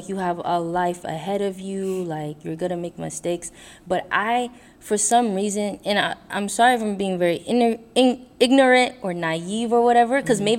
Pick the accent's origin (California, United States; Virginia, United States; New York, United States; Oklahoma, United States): New York, United States; also born or lived in Brooklyn; I was born in the U.S., right? I was born and raised in New York, but my parents weren't born. They were born in Haiti.